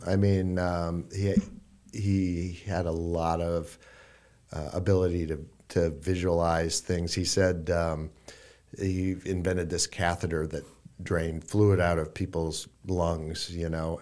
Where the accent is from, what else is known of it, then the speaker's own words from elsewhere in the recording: Iowa, United States; moved away as an adult; also born or lived in Brooklyn; I, I grew up in Iowa. Um, for people who don't know, Iowa City is, uh, a university town. Um, I grew up in a small town near there